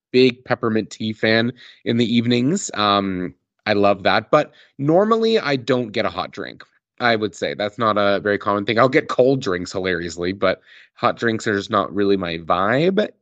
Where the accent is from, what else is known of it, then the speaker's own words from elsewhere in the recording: Calgary, Alberta, Canada; I grew up in Calgary